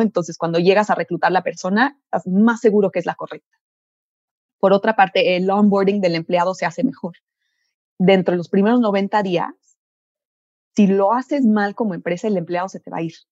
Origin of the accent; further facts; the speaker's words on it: Mexico; soy ingeniera química mexicana.